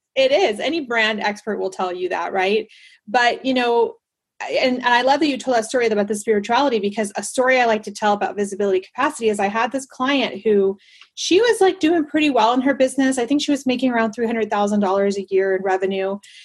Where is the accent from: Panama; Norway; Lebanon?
Panama; moved away; I grew up in Panama